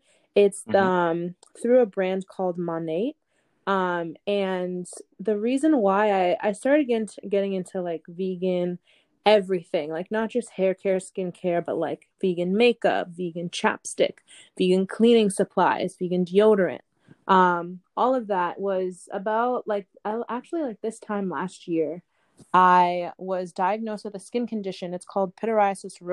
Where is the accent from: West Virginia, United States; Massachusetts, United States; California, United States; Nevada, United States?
Massachusetts, United States; Boston; also born or lived in Ithaca, New York; I was born and raised in the Boston area.